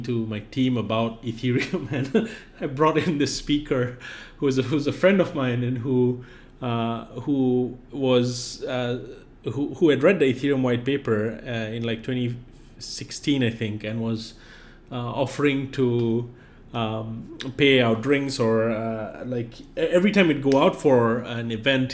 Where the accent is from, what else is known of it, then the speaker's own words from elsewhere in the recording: Singapore; moved away as an adult; now in United States; I grew up in Singapore